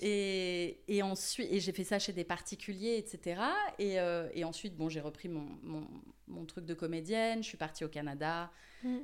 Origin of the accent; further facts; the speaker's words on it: Paris, Île-de-France, France; moved away as an adult; now in Marseille, France; j'ai grandi à Paris. Je suis euh, une vraie Montmartroise